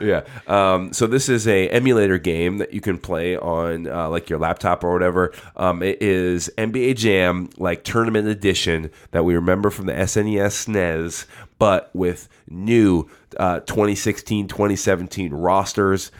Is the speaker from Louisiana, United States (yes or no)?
no; Nebraska, United States; I was born in Nebraska